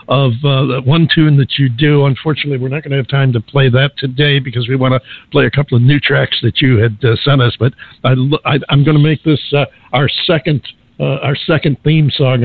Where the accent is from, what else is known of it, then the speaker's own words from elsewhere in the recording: New York, United States; a couple of old New Yorkers